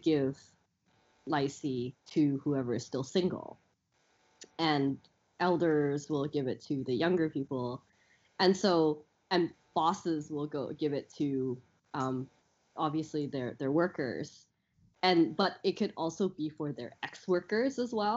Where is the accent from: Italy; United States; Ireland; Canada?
Canada; moved away as an adult; now in Hong Kong; when we were growing up in Canada